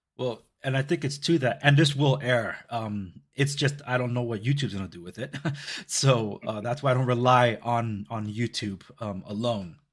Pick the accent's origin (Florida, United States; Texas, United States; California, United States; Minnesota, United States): California, United States; Compton; I grew up in the Compton Watts border